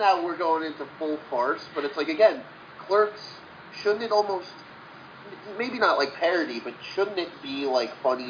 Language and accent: English; New Jersey, United States; This one, I'm from New Jersey.